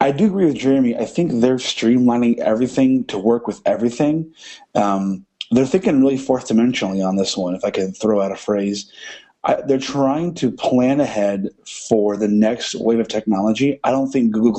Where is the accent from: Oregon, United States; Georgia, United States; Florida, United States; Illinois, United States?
Illinois, United States; I was born and raised in Illinois. I currently live there now in a small town